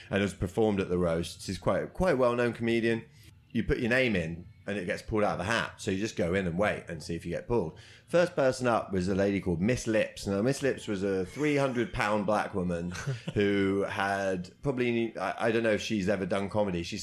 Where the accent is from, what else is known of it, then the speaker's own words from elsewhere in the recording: United Kingdom; We're British.